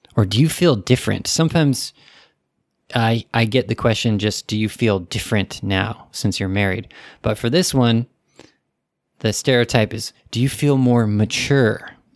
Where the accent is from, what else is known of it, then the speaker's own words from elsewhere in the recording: United States; I'm American